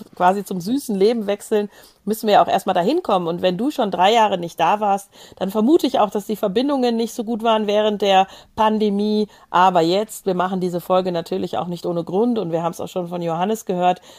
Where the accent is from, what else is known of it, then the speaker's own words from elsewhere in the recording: Germany; so als Deutsche